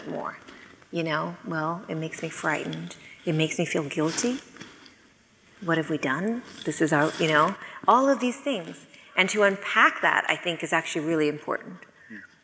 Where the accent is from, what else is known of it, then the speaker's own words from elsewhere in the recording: Sonoma, California, United States; I'm from Sonoma, California